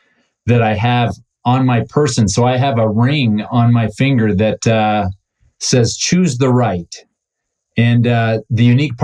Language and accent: English; Cleveland, Ohio, United States; Well, so I was born in Cleveland